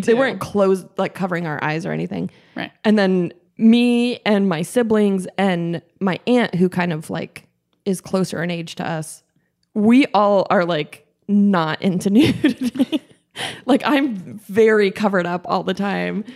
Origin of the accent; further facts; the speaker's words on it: Arizona, United States; moved away as an adult; now in Los Angeles, United States; I grew up in Arizona